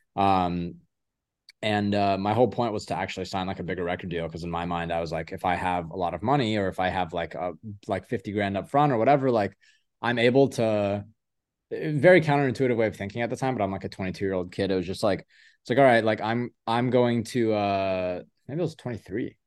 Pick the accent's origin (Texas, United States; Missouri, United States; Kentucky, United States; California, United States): Kentucky, United States; Louisville; moved away as an adult; now in Los Angeles, United States; I grew up a lot of my life in Louisville, Kentucky.